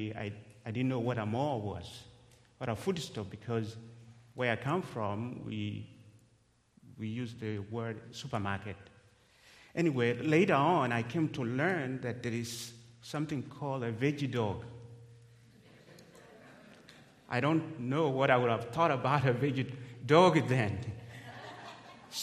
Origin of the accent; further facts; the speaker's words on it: Kenya; English is a second language; moved away as an adult